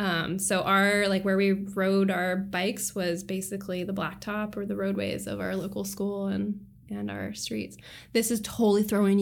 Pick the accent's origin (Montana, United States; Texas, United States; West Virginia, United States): Montana, United States; now in Seattle, United States; I grew up in Montana.